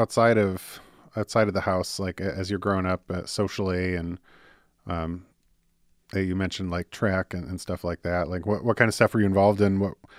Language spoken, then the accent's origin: English; Michigan, United States; I grew up in Michigan.